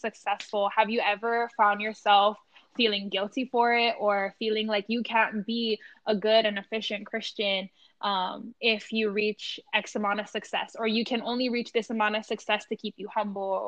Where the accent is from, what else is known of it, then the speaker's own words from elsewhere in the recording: Hawaii, United States; growing up in Hawaii